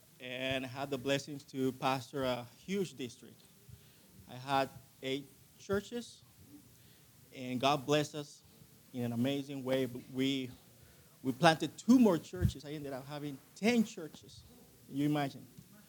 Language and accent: English; Chile; also born or lived in Colombia / Argentina; I'm originally from Colombia, South America. I grew up in Chile. My dad, my mom, they were missionaries down there. And then we moved to Argentina.